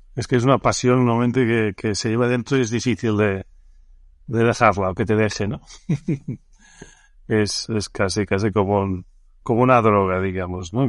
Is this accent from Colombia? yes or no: no; Barcelona, Catalonia, Spain; yo soy nacido en Barcelona